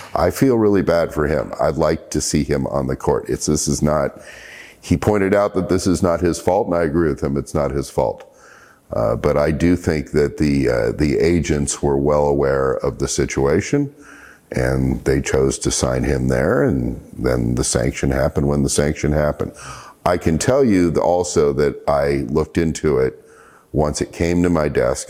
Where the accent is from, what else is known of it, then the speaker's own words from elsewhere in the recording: Portland, Oregon, United States; moved away; my hometown of Portland, Oregon. When I lived in Portland, Oregon